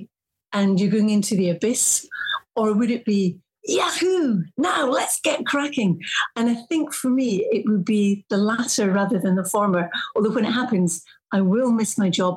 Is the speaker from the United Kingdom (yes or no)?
yes; Morar, Northwest Highlands, Scotland, United Kingdom; moved away; I'm from a wee village called Moder, which is in the Highlands, the Northwest Highlands